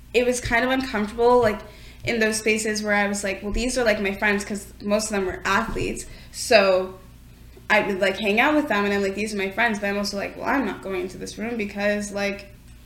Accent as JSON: {"language": "English", "town": "Mississauga", "region": "Ontario", "country": "Canada", "tie": "born or raised there", "said": "I grew up in Mississauga, so I grew up in the suburbs"}